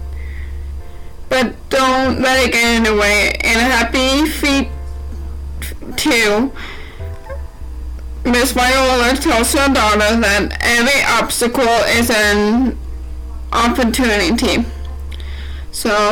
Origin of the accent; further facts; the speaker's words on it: St. Maries, Idaho, United States; I'm from St. Mary's, Idaho